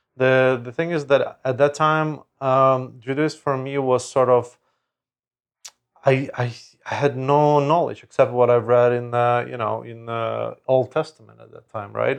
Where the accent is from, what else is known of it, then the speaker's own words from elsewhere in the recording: Lviv, Lviv Oblast, Ukraine; moved away; in my hometown, in Lviv, in Ukraine